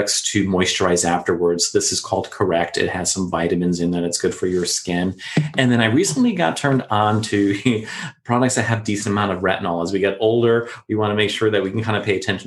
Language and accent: English; Florida, United States; us growing up in Florida with all the humidity and the heat